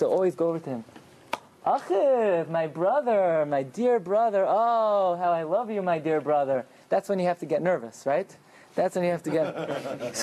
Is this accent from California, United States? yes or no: no; New York City, New York, United States; I grew up in Agudas Yisrael Beis Binyamin in Flatbush.